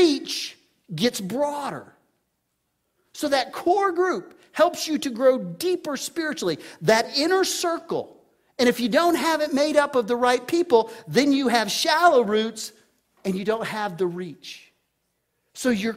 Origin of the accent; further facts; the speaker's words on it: Texas, United States; I grew up in Texas